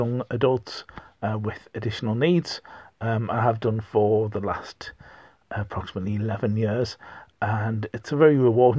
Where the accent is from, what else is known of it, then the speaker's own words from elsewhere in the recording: North East England, United Kingdom; accent: Pitmatic; I am from the northeast of England. I'm not a Geordie. If you think I am, you're very much mistaken. I am, in fact, if anything, a Pityaka. Okay, so one who hails from a mining colliery.